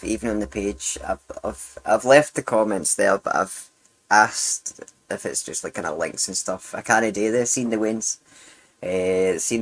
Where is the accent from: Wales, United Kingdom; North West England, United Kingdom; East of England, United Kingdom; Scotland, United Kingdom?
Scotland, United Kingdom; Glasgow; I grew up in Glasgow